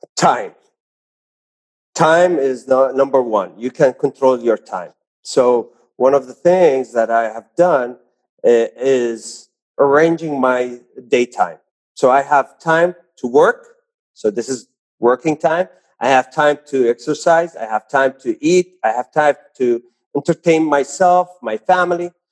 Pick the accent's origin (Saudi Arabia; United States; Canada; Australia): Saudi Arabia; also born or lived in Jeddah; I'm born and raised in Saudi Arabia